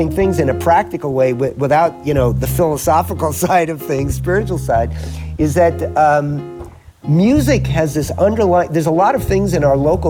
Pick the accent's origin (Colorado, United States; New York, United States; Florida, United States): New York, United States; I grew up in New York